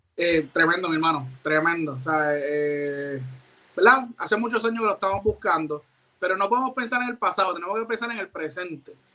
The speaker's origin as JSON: {"language": "Spanish", "country": "Puerto Rico", "said": "nosotros como boricua"}